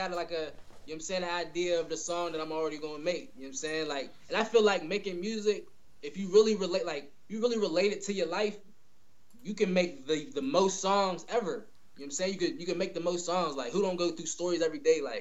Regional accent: Pittsburgh, Pennsylvania, United States; That's where I come from, born and raised

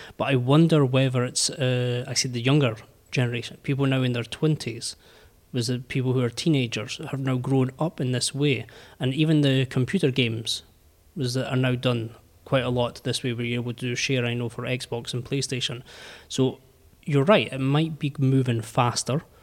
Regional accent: United Kingdom; I'm British

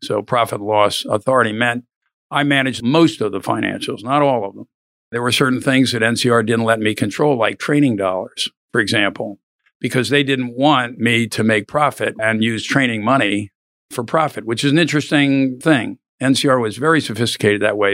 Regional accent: Philadelphia, Pennsylvania, United States; moved away as an adult; now in Austin, United States; I was born in Philadelphia, long way from here

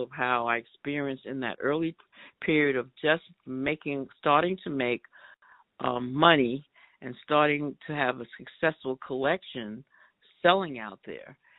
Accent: New York City, New York, United States; also born or lived in Queens, New York; I was born and raised in East Harlem, 108th Street in the projects

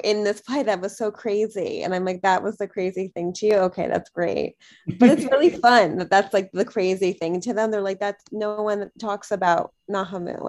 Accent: New Jersey, United States; I grew up in New Jersey

